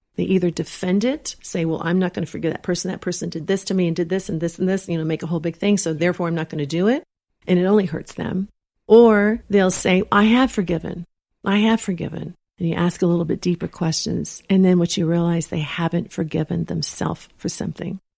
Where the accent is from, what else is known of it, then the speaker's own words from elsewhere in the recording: Texas, United States; moved away; also born or lived in Los Angeles; I'm from Texas